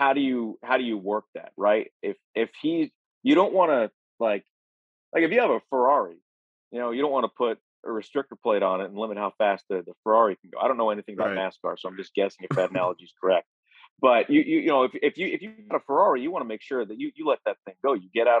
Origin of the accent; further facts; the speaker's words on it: New York, United States; as a guy who grew up in New York, like, it's in my blood to hate everything out of Boston